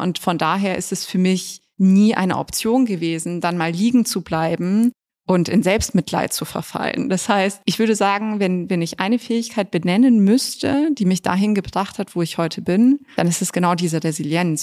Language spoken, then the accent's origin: German; Munich, Bavaria, Germany; ich bin ja in München geboren und dann im Westend aufgewachsen